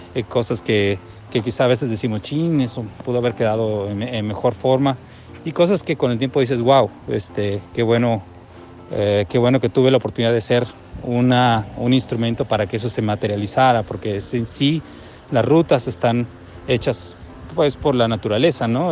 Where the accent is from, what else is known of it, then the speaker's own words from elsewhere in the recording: Mexico; de México